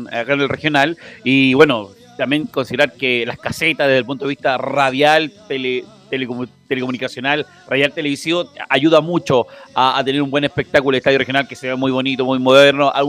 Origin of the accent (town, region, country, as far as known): Antofagasta, Chile